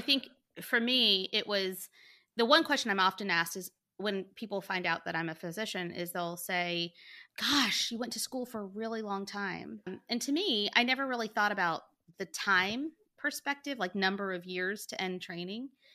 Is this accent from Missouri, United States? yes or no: no; Montgomery, Alabama, United States; I, too, am from Montgomery, Alabama. Born and raised.